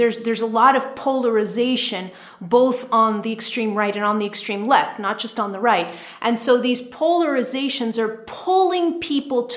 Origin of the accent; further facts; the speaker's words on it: United States; I'm American, so I'm tuned in to the American collective consciousness a lot.